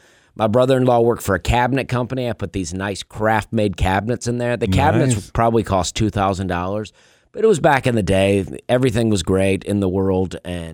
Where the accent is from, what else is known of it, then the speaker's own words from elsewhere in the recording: Opelika, Alabama, United States; I grew up in Alabama, a town called Opelika, Alabama.